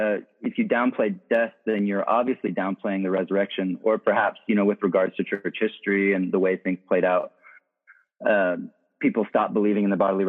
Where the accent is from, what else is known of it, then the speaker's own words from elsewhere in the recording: South Africa; most of my childhood and my formative years were spent growing up in South Africa in the middle of the AIDS epidemic.